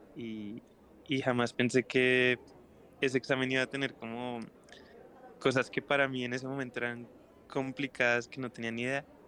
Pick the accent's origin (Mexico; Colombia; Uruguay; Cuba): Colombia; Bogotá; soy un artista eh, bogotano, soy guitarrista y cantante y compositor